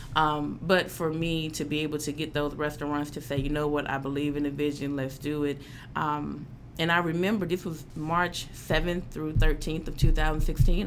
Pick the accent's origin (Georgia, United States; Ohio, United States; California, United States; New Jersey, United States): Georgia, United States; Atlanta; moved away as an adult; now in Memphis, United States; Growing up in Atlanta